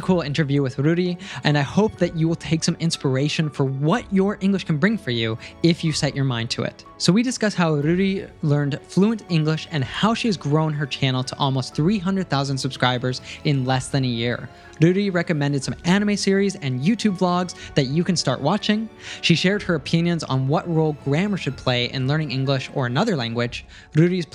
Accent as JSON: {"language": "English", "country": "United States", "said": "my first experience living outside of my home country, outside of the United States, was in Germany in high school"}